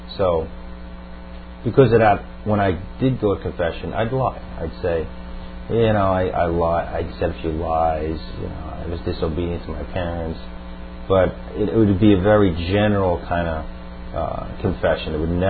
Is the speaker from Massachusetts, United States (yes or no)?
no; Long Island, New York, United States; Right, Long Island. Well, I'm from an Irish Catholic family, second generation, and both my parents took me to Catholic Church to Mass every Sunday until the age of about 16